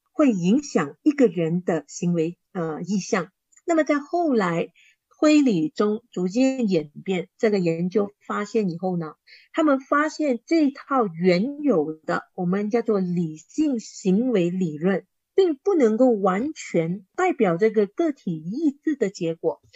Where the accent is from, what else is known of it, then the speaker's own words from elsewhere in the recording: Kuala Terengganu, Terengganu, Malaysia; 我本身是来自瓜拉登加罗